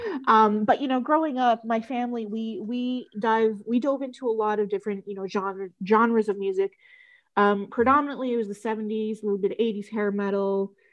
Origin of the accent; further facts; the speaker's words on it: Canada; I'm from Canada